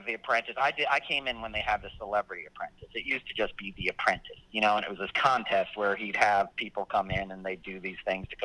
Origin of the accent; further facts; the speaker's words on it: Westchester, New York, United States; also born or lived in Manhattan, New York; I grew up in Westchester outside of the city.